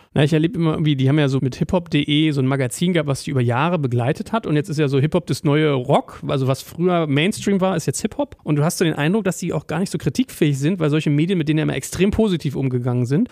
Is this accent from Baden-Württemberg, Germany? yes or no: no; Berlin, Germany; in Berlin ja. ist ja fast eher so, da war man als Deutscher ja fast in meinen Schulen immer so in der Minderheit